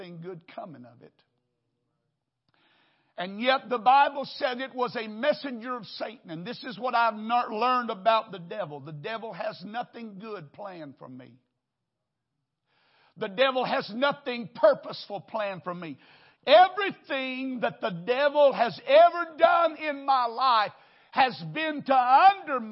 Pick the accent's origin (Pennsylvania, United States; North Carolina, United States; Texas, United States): Texas, United States; Wichita Falls; now in Houston, United States; I grew up in a little church in Wichita Falls.